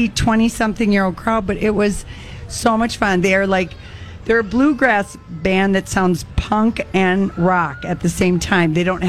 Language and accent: English; Duluth, Minnesota, United States; They're from my hometown. They're Duluth boys.